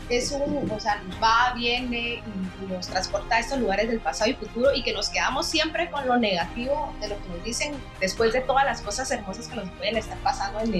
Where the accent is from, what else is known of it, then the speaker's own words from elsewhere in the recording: Guatemala; now in Barcelona, Spain; yo después de que vine de Guatemala para Barcelona, yo tenía problemas de que no dormía bien